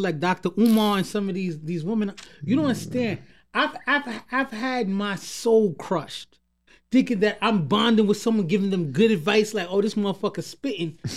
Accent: New York City, New York, United States; growing up in Queens

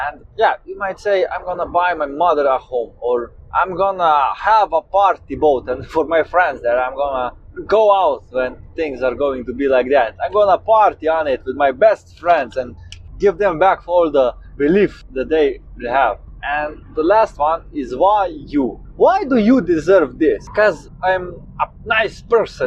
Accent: Slovenia; I'm 27 years old and I come from Slovenia.

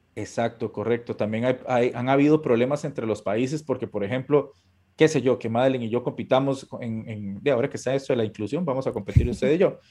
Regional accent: Costa Rica; yo como costarricense

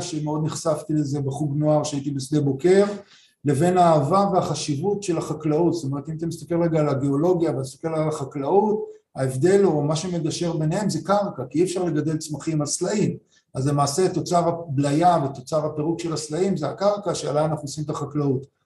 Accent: Rishon LeZion, Central District, Israel; אני גדלתי בראשון, עירוני לגמרי

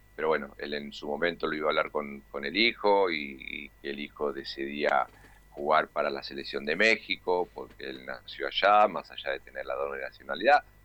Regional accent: Argentina; como argentino

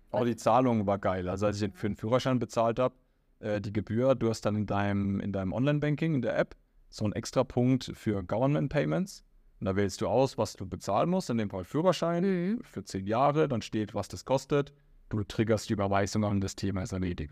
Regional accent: Germany; moved away as an adult; now in Riyadh, Saudi Arabia; Na, ich sage aus Deutschland

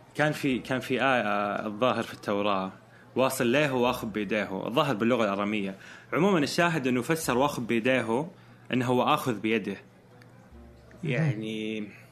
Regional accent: Saudi Arabia; احنا كرجال سعوديين

